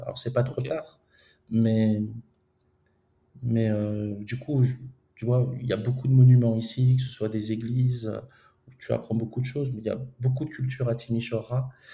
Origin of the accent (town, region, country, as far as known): France; moved away as an adult; also born or lived in Romania / Moldova